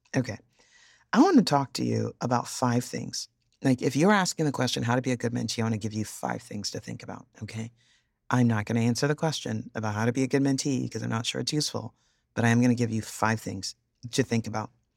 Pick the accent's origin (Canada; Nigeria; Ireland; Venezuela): Nigeria; Yorubaland; I'm Nigerian, but I'm originally Yoruba